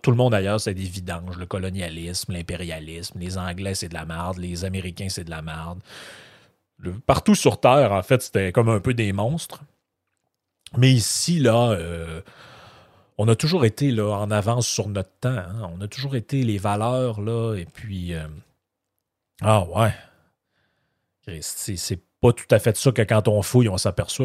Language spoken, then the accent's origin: French; Quebec, Canada; je suis né au Québec, ma famille est ici